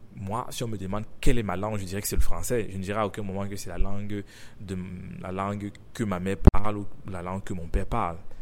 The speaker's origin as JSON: {"language": "French", "country": "Cameroon", "tie": "born or raised there", "first_language": "French", "said": "je suis africain, j'ai grandi au Cameroun"}